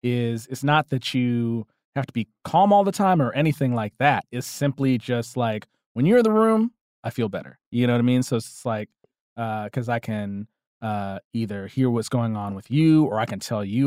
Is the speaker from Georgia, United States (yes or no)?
yes; Atlanta, Georgia, United States; I'm a comedian, I'm from Atlanta